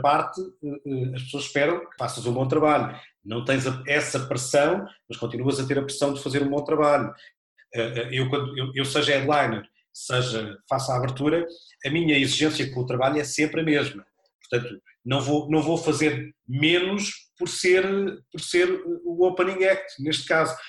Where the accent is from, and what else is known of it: Olhão, Algarve, Portugal; born or raised there; moved away